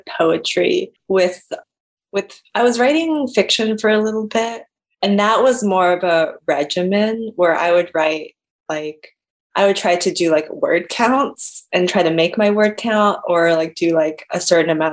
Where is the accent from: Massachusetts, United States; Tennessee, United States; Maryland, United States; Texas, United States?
Maryland, United States; Rockville; Right now I'm living in Maryland. So I'm living back at my hometown, ooh, in Rockville